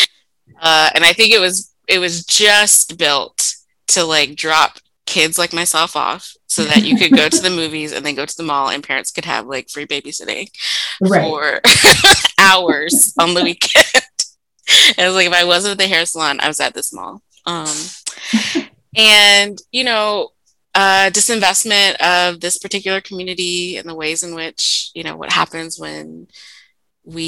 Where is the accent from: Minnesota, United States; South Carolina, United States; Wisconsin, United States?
South Carolina, United States; Columbia; moved away; also born or lived in Harlem, New York / Brooklyn, New York; when Curtis and I left Brooklyn to return to my hometown of Columbia, South Carolina, I intentionally purchased and sort of put our roots down in this lower income neighborhood that I grew up